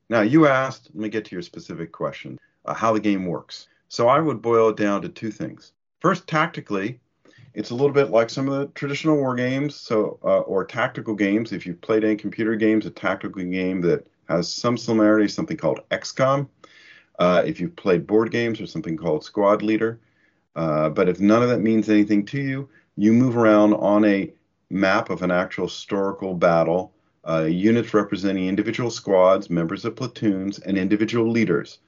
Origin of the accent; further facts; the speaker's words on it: the American South, Southern United States, United States; now in United Kingdom; I'm Southern background, so it's hard as a Southerner not to be interested in military